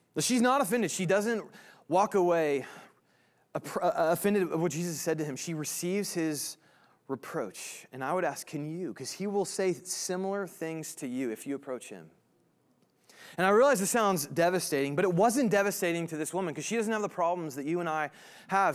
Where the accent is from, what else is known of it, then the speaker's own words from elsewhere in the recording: Indiana, United States; now in Kansas, United States; I'm from Indiana originally